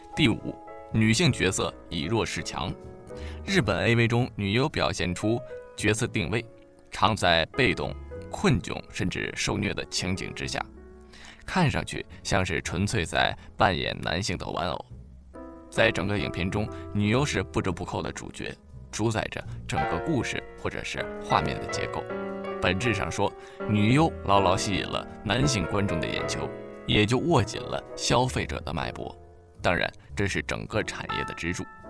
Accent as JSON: {"language": "Chinese", "country": "China", "said": "我们中国人"}